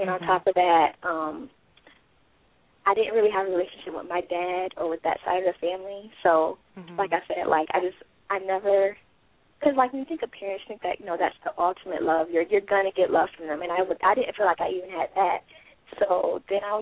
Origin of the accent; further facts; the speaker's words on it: Rochester, New York, United States; moved away; I'm originally from Rochester, New York